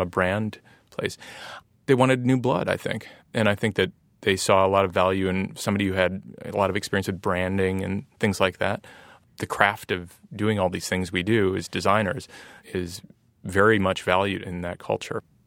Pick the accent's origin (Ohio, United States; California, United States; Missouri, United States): Ohio, United States; accent: nasally; also born or lived in Columbus / Cleveland; now in San Francisco, United States; growing up in Ohio or, and having kind of a nasally accent